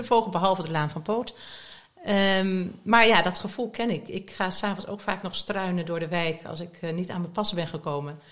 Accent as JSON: {"language": "Dutch", "town": "Nijmegen", "region": "Gelderland", "country": "Netherlands", "tie": "born or raised there", "also_born_or_lived": "Southern France", "moved": "as an adult", "lives_now": "The Hague, Netherlands", "said": "Ik ben opgegroeid het grootste deel van mijn leven in Nijmegen"}